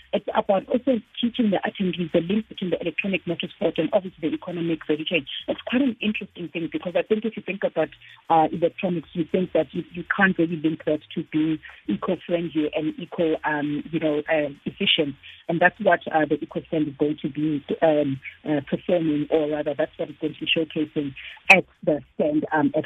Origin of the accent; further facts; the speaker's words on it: South Africa; as the South African people.